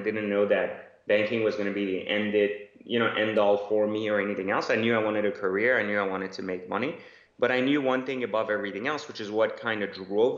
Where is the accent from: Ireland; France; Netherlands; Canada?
France; also born or lived in Iran; now in United States; I was born in Iran, grew up in France, and then found myself in Los Angeles. And then, of course, passed that into Northern Virginia near Washington, D.C.